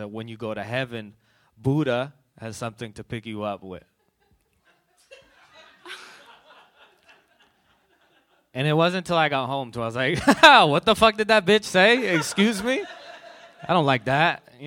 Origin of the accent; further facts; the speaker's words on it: Bay Area, California, United States; I grew up here in the Bay Area